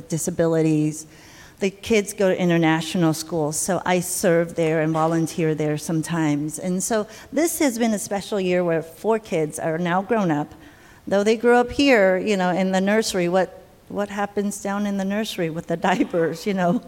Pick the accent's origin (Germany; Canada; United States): United States; moved away as an adult; now in Taiwan; I'm Taiwanese American. I was born in Taiwan, but I came to America when I was 7 or so. So 30 years in America